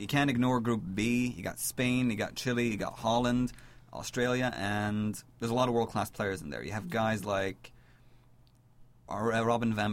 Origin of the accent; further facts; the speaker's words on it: Lebanon; I'm Lebanese